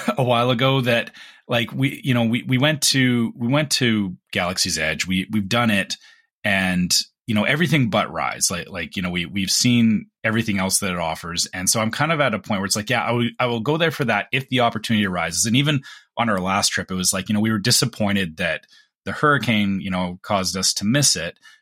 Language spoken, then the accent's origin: English; Canada; we're Canadian